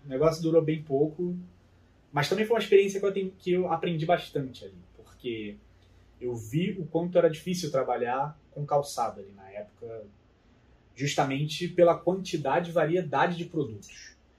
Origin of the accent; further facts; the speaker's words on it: Rio de Janeiro, Brazil; moved away as an adult; now in São Paulo, Brazil; eu nasci no Rio de Janeiro, mais precisamente nascido e criado ali no bairro de Vista Alegre, na zona é norte do Rio